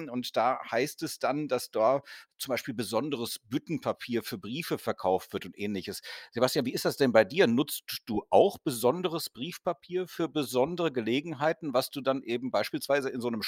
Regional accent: Rhineland, Germany; ich als Rheinländer finde es immer noch ein bisschen schade, dass dann alles irgendwo nach Berlin gegangen

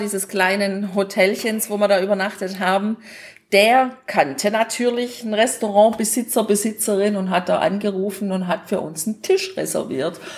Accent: Germany; bei uns in Deutschland

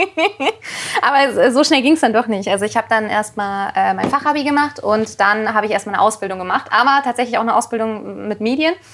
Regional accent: near Kassel, North Hesse, Germany; in, in der Nähe von Kassel

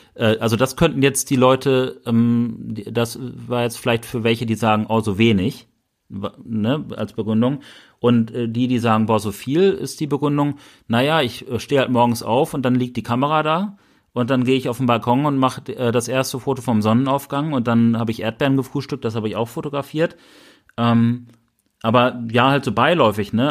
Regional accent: Bielefeld, North Rhine-Westphalia, Germany; wir kommen aus Bielefeld.

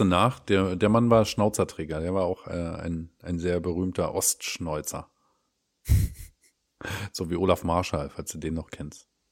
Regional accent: eastern Germany, East Germany, Germany; bei uns im Osten

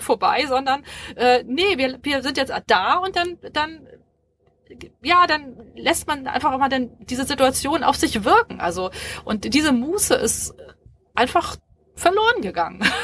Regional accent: Hamburg, Germany; Ich bin, ich bin Hamburgerin und, ähm, hab auch in Hamburg studiert

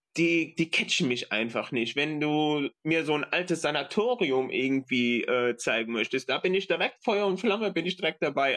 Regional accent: Aachen, North Rhine-Westphalia, Germany; ich komme aus Aachen

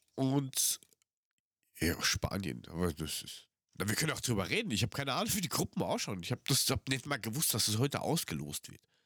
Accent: Frankfurt am Main, Hesse, Germany; 500 Meter vom Henninger Turm bin ich aufgewachsen.

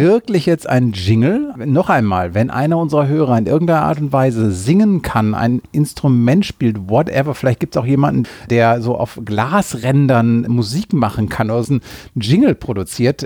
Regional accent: Senden, North Rhine-Westphalia, Germany; Ich komme ja aus Senden, einer kleinen Gemeinde im Münsterland, 20 Kilometer südlich von Münster

